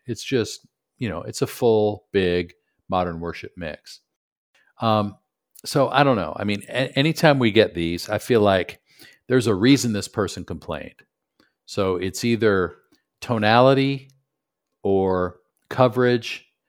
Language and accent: English; Buffalo, New York, United States; moved away; also born or lived in Michigan / Knoxville; growing up in Buffalo, went to school in Michigan